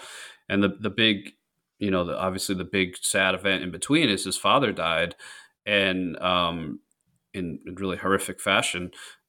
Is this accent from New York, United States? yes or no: yes; New York, United States; I grew up on Long Island. I was an Islanders fan.